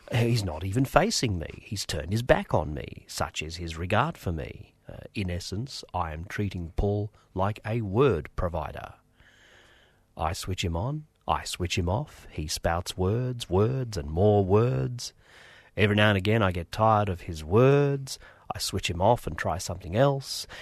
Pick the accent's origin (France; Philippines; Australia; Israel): Australia; English is a second language; I was born in Australia